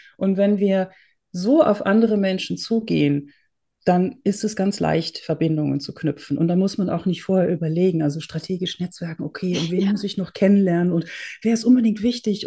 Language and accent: German; Netherlands; also born or lived in Germany; now in Austria; Ich bin geborene Holländerin, habe viele Jahre in Deutschland gewohnt und lebe jetzt im schönen Österreich in den Bergen